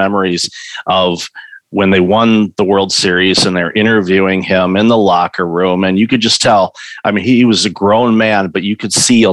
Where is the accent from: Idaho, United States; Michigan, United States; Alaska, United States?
Michigan, United States; Detroit; moved away; I'm originally from the Detroit area